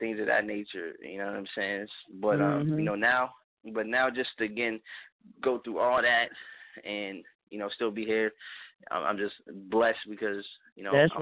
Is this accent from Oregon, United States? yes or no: no; Pittsburgh, Pennsylvania, United States; moved away; I'm originally from Pittsburgh, Pennsylvania. So I'm born and raised